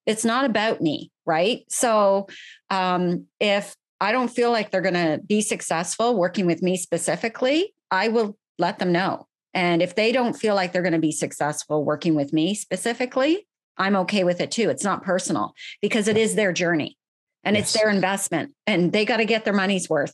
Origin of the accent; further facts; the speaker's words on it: Ottawa, Ontario, Canada; moved away; I am Canadian. I am originally from the Ottawa area. I was actually born and bred in the city of Ottawa